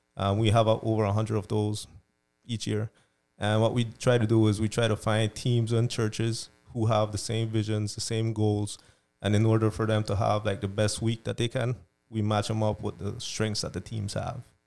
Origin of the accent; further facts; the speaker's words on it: Belize; moved away; I'm from Belize originally.